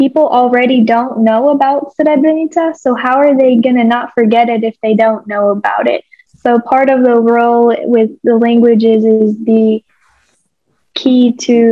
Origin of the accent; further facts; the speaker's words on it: Nashville, Tennessee, United States; English is a second language; also born or lived in Bosnia; I was originally teaching in the same community that I grew up in Nashville, Tennessee